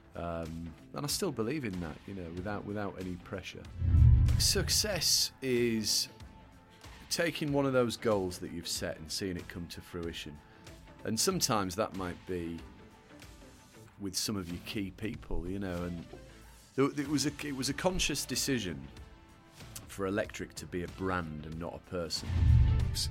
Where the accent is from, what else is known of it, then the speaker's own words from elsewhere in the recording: a little town in North Yorkshire, Yorkshire and the Humber, United Kingdom; accent: northern; You can probably tell by my accent, I grew up in the, the north of England.